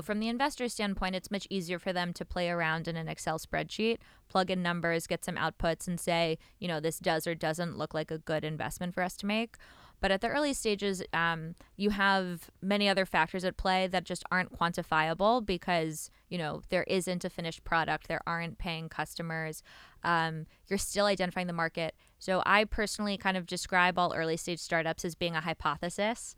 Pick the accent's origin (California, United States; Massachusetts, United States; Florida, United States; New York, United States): New York, United States; moved away as an adult; now in Israel; I'm from New York originally. Um, I moved here a few years ago when I joined up west. Uh, grew up in New York, like I said